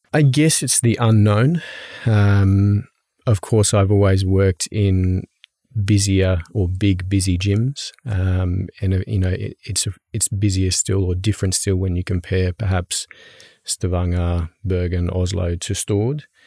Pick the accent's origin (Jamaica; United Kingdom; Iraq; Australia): Australia; Brisbane, Queensland; now in Norway; I come from Australia. Um, I'm from Brisbane in Australia.